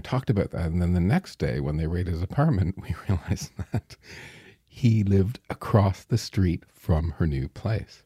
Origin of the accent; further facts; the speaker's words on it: Strathroy, Ontario, Canada; also born or lived in London, Ontario; I was born in Strathroy